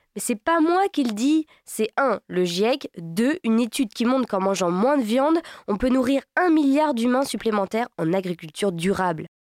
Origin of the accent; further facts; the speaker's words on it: Brittany, France; je suis bretonne